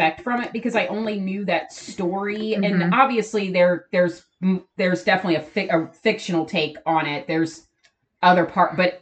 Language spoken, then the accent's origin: English; Ohio, United States; we live in Ohio, we're from Ohio